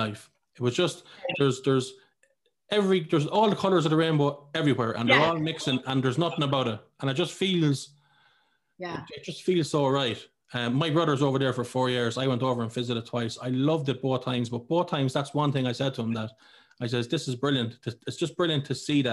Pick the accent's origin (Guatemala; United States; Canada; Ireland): Ireland